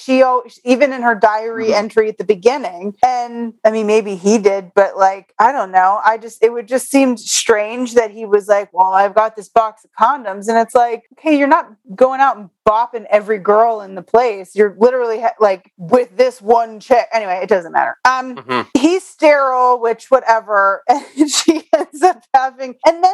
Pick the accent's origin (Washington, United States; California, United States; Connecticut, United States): Connecticut, United States; I knew plenty of kids growing up in Connecticut